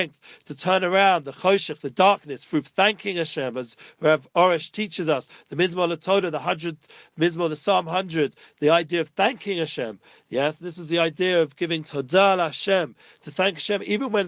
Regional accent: England, United Kingdom; now in Jerusalem, Israel; I'm from England

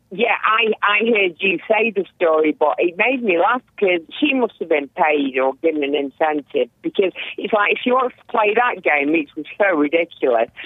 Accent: England, United Kingdom; we're English

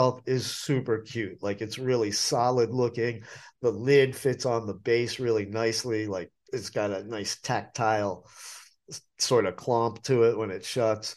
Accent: New England, United States; now in Asheville, United States; I grew up in New England

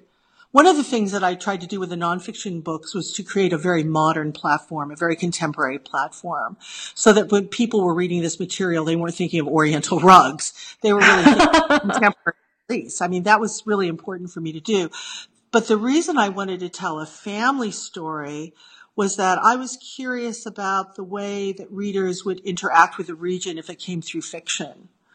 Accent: Ohio, United States; moved away as an adult; also born or lived in Norman, Oklahoma / New York; now in London, United Kingdom; I grew up mainly in Ohio since third grade

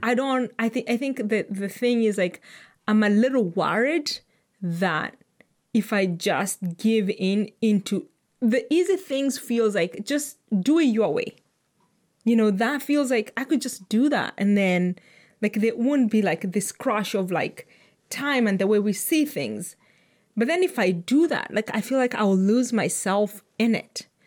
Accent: Kenya; as a Kenyan

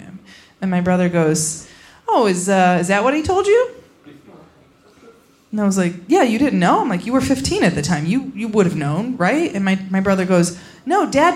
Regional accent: about an hour outside Chicago, Indiana, United States; now in Los Angeles, United States; I am from Indiana

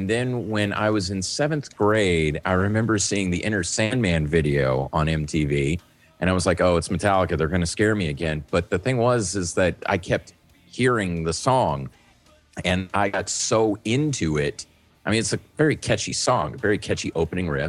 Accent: New Orleans, Louisiana, United States; when I was growing up in New Orleans

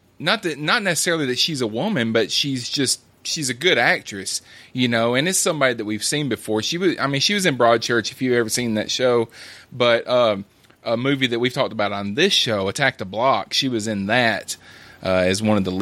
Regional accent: United States; even as an American

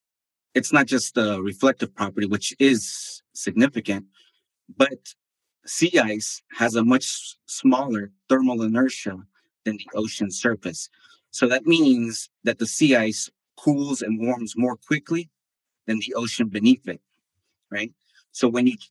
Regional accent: United States; also born or lived in Bolivia; I moved when I was 4 years old. So I grew up in the States

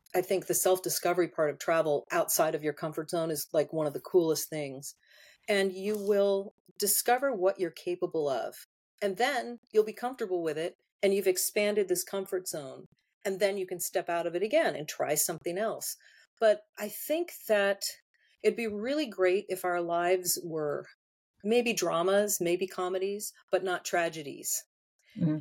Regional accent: United States; I'm so spoiled by having all the amenities that I have as an American

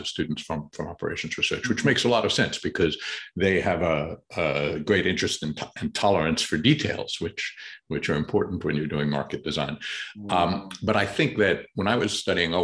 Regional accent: New York City, New York, United States; accent: Queens English; I grew up in New York City

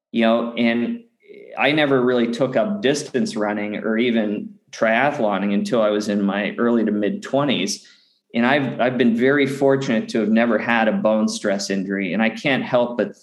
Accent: Pittsburgh, Pennsylvania, United States; I grew up in Western Pennsylvania in the outskirts of Pittsburgh

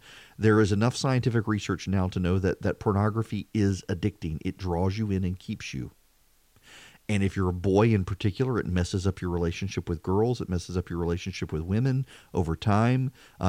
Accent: Dubai, United Arab Emirates; also born or lived in Louisiana, United States; I grew up in Dubai. It wasn't something we had. And then rural Louisiana, there was no internet.

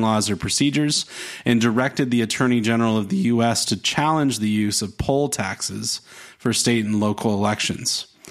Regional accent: the South, United States; I grew up in the South

